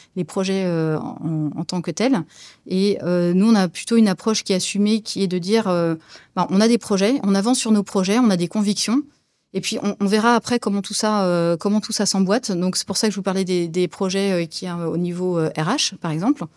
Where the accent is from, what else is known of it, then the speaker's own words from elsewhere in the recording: Brie, Île-de-France, France; also born or lived in Saint-Cloud, Hauts-de-Seine / Barcelona, Spain; now in Rhône-Alpes, France; J'ai grandi dans les champs de colza et de betteraves, voilà, dans la Brie